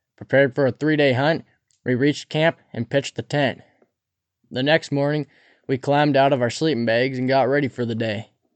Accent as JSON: {"language": "English", "area": "Cabinet Mountains", "region": "Montana", "country": "United States", "tie": "born or raised there", "said": "Growing up near the Cabinet Mountains"}